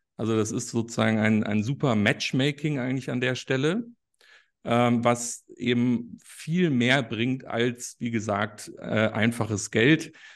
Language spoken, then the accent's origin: German; Munich, Bavaria, Germany; Ich komme ursprünglich aus München